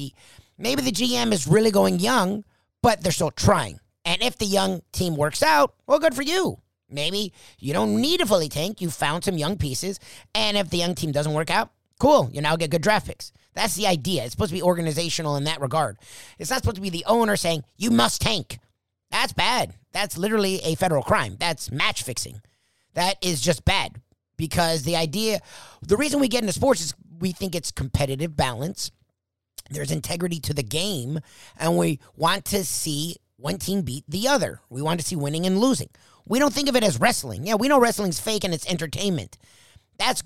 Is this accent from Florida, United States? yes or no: yes; South Florida, United States; I'm from South Florida where it's the definition of a melting pot. My high school had like 400 countries represented.